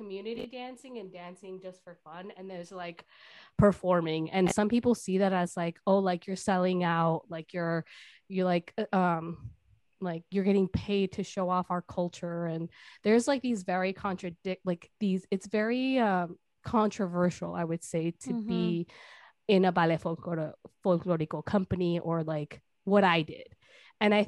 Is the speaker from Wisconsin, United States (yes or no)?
yes; Milwaukee, Wisconsin, United States; also born or lived in California, United States; growing up in the United States, in Milwaukee